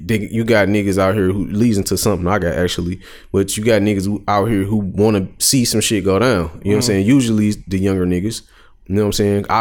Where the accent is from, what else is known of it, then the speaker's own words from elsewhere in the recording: Detroit, Michigan, United States; I'm from Detroit